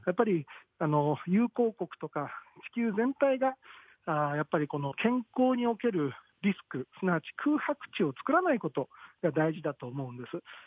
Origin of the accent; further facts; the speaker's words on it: Osaka, Japan; now in Tokyo, Japan; 僕、大阪なんですよ、ふるさとが。